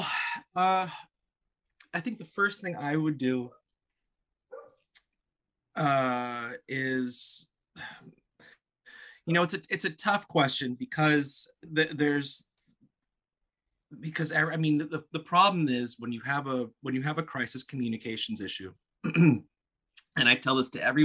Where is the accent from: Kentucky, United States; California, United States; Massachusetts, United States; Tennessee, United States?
California, United States; Palos Verdes; I grew up in Palos Verdes, California.